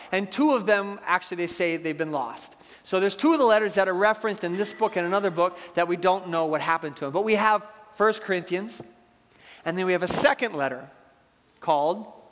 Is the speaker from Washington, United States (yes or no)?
yes; Seattle, Washington, United States; I grew up in Seattle